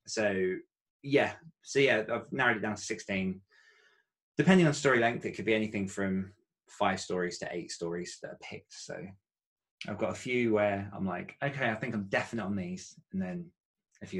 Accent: Essex, East of England, United Kingdom; I grew up in Essex and I still called it beta then

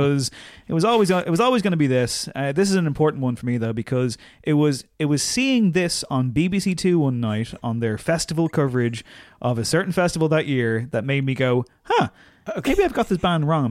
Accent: Louth, Leinster, Ireland; I'm from Louth

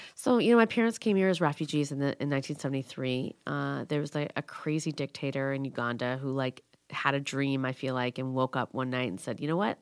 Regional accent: Schaumburg, Illinois, United States; It was hard growing up in Schaumburg

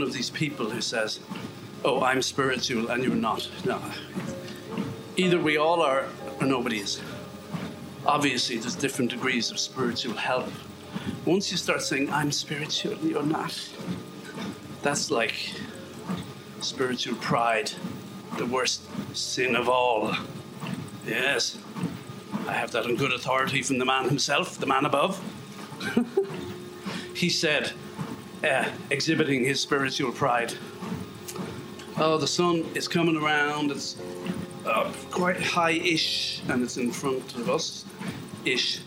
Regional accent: Galway, Connacht, Ireland; I was never accepted in my hometown of Galway because I didn't have an authentic West of Ireland accent.

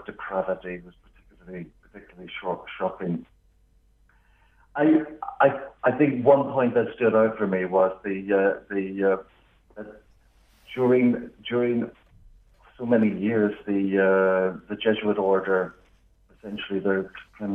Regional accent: Northern Ireland, United Kingdom; you might pick up from my accent, I'm from Northern Ireland

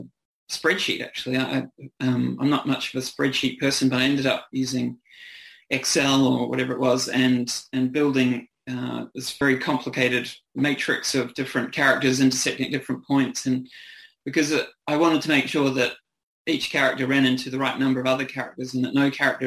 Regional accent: New Zealand; accent: New Zealand; moved away as an adult; now in Australia; I'm a New Zealander, so I have a kind of, I moved over here in my early 20s

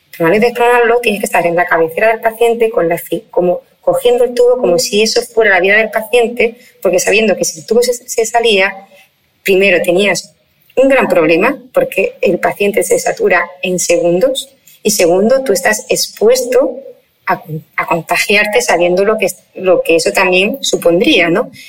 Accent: Spain; somos españoles

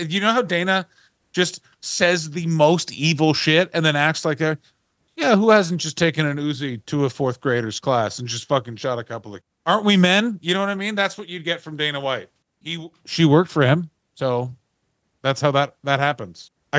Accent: Canada

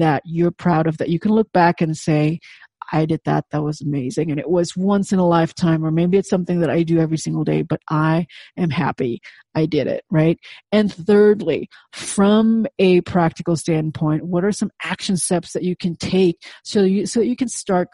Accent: Indonesia; first language Indonesian; English is a second language; moved away as an adult; in Indonesian, of course, my native tongue

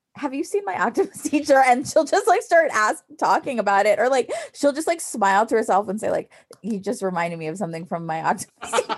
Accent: New York City, New York, United States; I was born in New York City

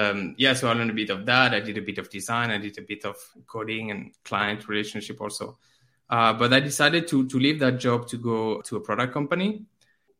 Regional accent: France; now in Finland; I live in Finland, but I'm from France

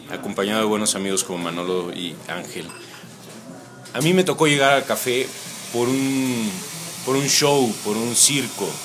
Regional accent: Tuxtla Gutiérrez, Chiapas, Mexico; also born or lived in Mexico City; now in San Cristóbal de las Casas, Mexico; Nací en la Ciudad de México, me siento chiapaneco, viví toda mi vida en Tuxtla, nací en México por accidente y mm, bueno, desde hace dos años vivo aquí en San Cristóbal.

